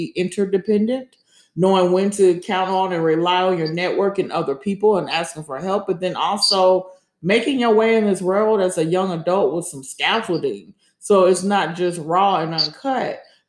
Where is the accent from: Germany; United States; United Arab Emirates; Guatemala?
Germany; And when we grew up in Germany, Vicky would have been really, really small.